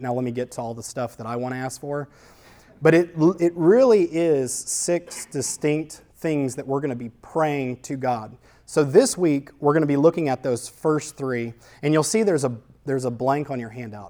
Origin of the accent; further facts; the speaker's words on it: New Orleans, Louisiana, United States; I grew up in New Orleans